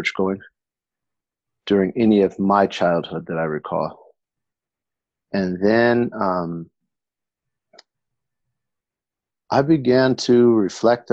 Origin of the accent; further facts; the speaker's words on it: Berkeley, California, United States; moved away as an adult; also born or lived in Tarim, Yemen; now in Detroit, United States; I was born and raised in Berkeley, California